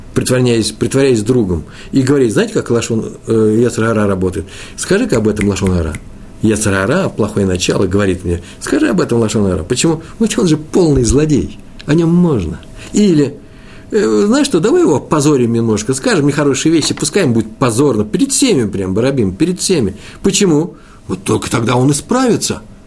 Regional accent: Russia; я из России

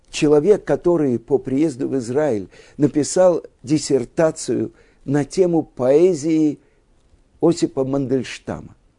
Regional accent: Russia; мы, евреи из России, выросли в стране победившего социализма

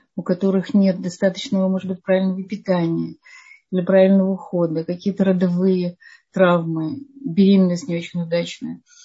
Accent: Odesa, Odesa Oblast, Ukraine; я сама из Одессы

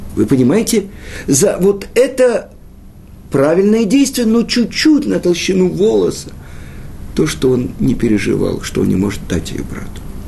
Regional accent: Russia; Мы родились в России

